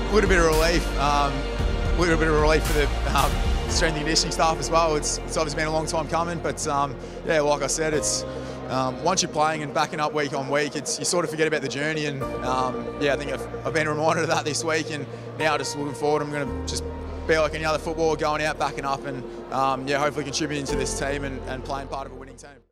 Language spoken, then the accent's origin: English; Dingley, Victoria, Australia; I grew up in Dingley, which is, yeah, like I said before, it's, it's five, ten minutes from Melbourne